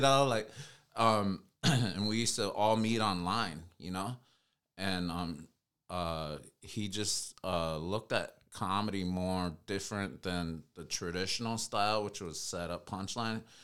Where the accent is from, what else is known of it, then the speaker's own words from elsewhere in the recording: United States; I'm Native American